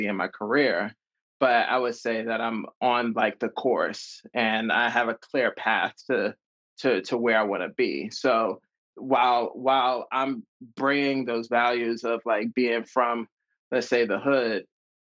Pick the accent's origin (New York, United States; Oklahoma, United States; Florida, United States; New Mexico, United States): New York, United States; New York City; I'm just like a guy, I would say, that grew up in Harlem